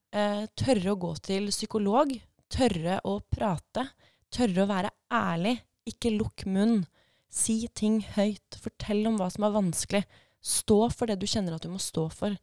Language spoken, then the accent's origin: Norwegian; Fredrikstad, Østfold, Norway; also born or lived in Nesodden / Oslo / Edinburgh; now in Drammen, Norway; jeg er opprinnelig fra Fredrikstad, flytta til Nesodden